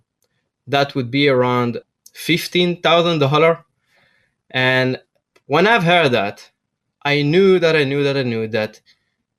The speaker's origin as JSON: {"language": "English", "area": "near Tel Aviv", "region": "Tel Aviv District", "country": "Israel", "tie": "born or raised there", "said": "I grew up near Tel Aviv"}